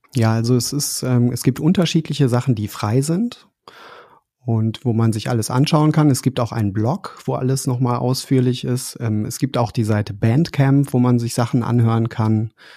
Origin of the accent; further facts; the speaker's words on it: Dortmund, North Rhine-Westphalia, Germany; moved away; ich bin in Dortmund aufgewachsen, wohne mhm. jetzt nicht mehr dort